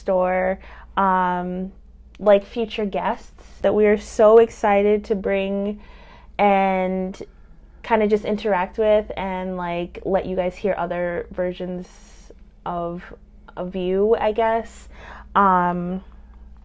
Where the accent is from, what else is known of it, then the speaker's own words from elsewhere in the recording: upstate New York, United States; also born or lived in Brooklyn, New York / Harlem, New York; my parents dragged all of us upstate, which is where I lived for a while, rest of my teenage years